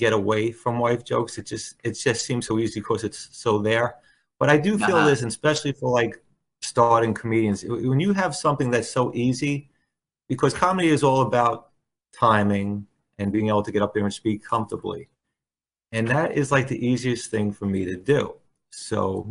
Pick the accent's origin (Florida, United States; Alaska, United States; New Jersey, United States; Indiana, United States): New Jersey, United States; Bayonne; born or raised there; also born or lived in Staten Island, New York